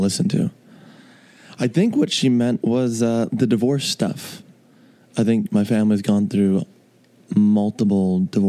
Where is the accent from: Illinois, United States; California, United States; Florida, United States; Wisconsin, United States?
Illinois, United States; Chicago; I was born in Chicago.